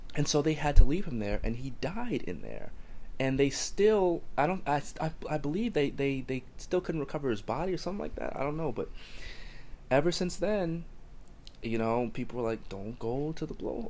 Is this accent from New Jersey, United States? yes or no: yes; New Jersey, United States; In my hometown, there's dirt everywhere